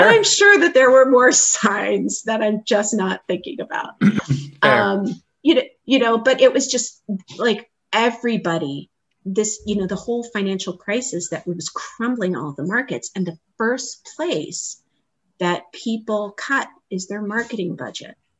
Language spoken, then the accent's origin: English; Hawaii, United States; also born or lived in Boston, Massachusetts; now in Naperville, United States; I was born and raised in Hawaii.